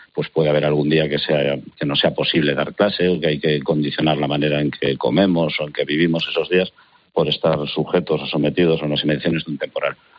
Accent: A Coruña, Galicia, Spain; Soy gallego de La Coruña

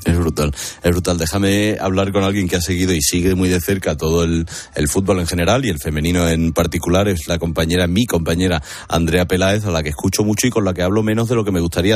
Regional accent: Seville, Andalusia, Spain; en Sevilla, en mi tierra

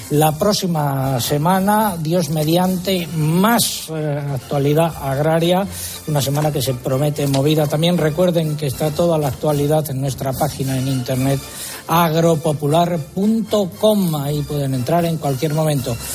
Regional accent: Andalusia, Spain; En mi tierra, es Andalucía.

